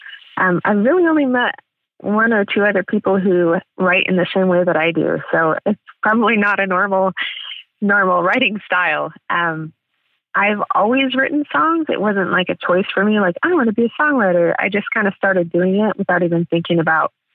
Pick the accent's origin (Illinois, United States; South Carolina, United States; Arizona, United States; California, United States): California, United States; San Diego; moved away as an adult; also born or lived in Amsterdam area, Netherlands; now in Amsterdam, Netherlands; I'm from San Diego